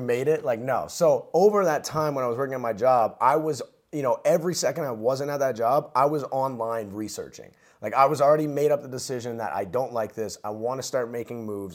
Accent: New Jersey, United States; I grew up in New Jersey um, to a middle class family

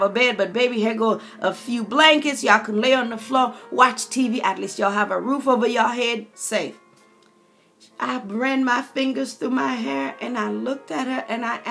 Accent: St. Lucia; Growing up on the Caribbean island of St. Lucia

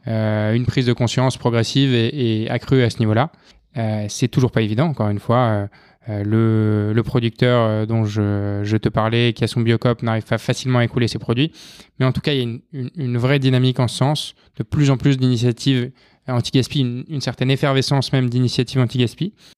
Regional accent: north of Arras, Hauts-de-France, France; moved away; also born or lived in Lyon; je viens du, nord d'Arras

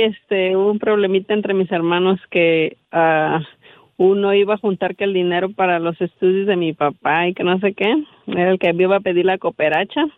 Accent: Michoacán, Mexico; now in Nevada, United States; yo soy de Michoacán.

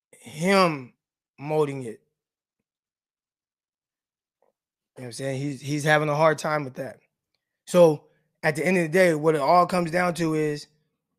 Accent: Stockton, California, United States; moved away as an adult; also born or lived in Arkansas; now in Monticello, United States; I'm from Stockton, California. All right, Real 209 and Northside. And I live in Arkansas

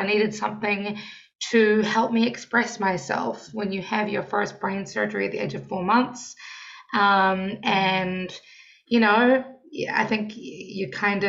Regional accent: New Zealand; moved away as an adult; now in Washington, D.C., United States; I am your neighbour. I am from New Zealand. I've been in Washington, D.C. for almost 7 years now.

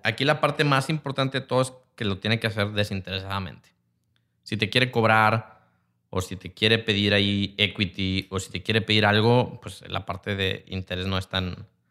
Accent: Mexico; como mexicanos tenemos algo que por una parte somos una raza sumamente creativa

